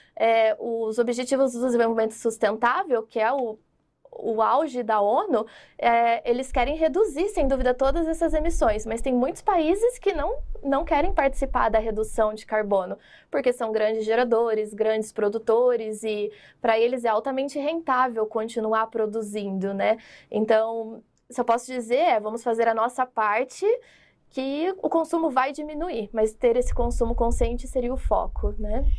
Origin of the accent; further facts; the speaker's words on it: Londrina, Paraná, Brazil; moved away; Eu sou lá de Londrina, né? Então eu fiz meu mestrado, minha graduação, eu cresci lá